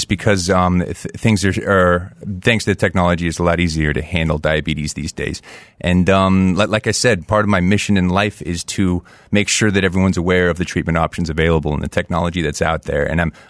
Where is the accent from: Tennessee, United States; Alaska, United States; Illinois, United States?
Alaska, United States; Fairbanks; born there; also born or lived in Colorado Springs, United States; I was born near Fairbanks, Alaska. Both my parents were stationed up there in Clear Air Force Base.